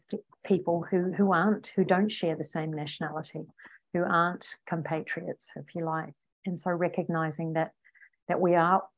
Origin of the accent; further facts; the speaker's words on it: New Zealand; accent: Kiwi; now in Australia; I'm a New Zealander. I was born in New Zealand.